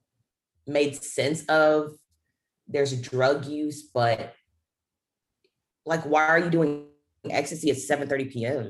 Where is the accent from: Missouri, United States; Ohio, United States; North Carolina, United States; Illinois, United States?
North Carolina, United States; Charlotte; So I'm from Charlotte, North Carolina.